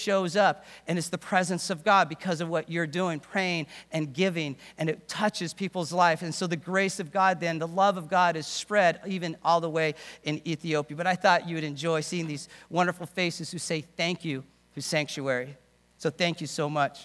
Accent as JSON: {"language": "English", "region": "England", "country": "United Kingdom", "tie": "born or raised there", "said": "I'm from a British home, born in England."}